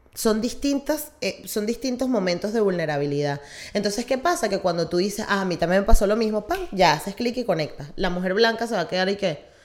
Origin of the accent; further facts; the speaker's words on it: Venezuela; nosotros como venezolanos